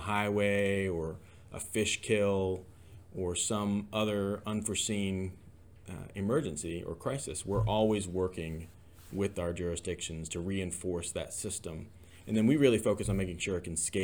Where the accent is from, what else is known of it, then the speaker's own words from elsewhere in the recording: Georgia, United States; moved away as an adult; also born or lived in Ohio; now in Tennessee, United States; Originally from Georgia, grew up there.